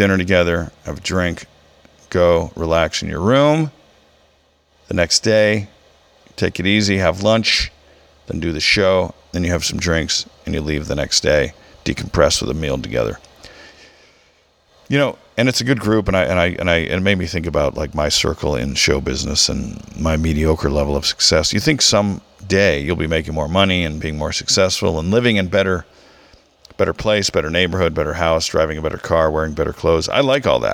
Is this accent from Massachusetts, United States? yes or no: no; Southern California, United States; also born or lived in Michigan; After we moved to Southern California